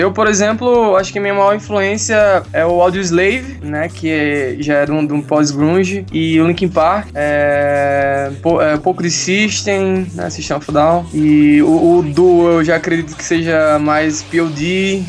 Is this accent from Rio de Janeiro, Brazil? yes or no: no; Mossoró, Rio Grande do Norte, Brazil; also born or lived in Natal; eu, eu sou de Mossoró, assim, morei a é, minha adolescência toda lá.